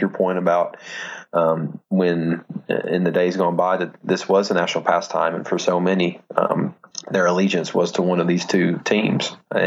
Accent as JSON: {"language": "English", "region": "the South", "country": "United States", "tie": "born or raised there", "said": "Growing up in the South"}